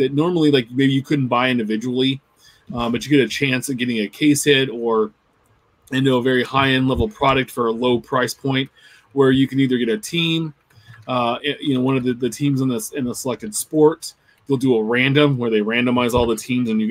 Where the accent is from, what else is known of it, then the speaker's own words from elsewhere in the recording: Sacramento, California, United States; I was from Sacramento